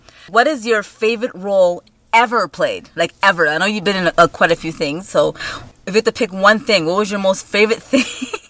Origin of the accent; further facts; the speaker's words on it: Hamilton, Ontario, Canada; I'm actually from in Hamilton, so I'm closer to Toronto.